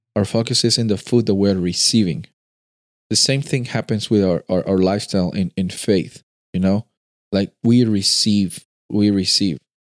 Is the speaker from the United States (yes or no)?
no; Peru; moved away; I'm coming from Peru.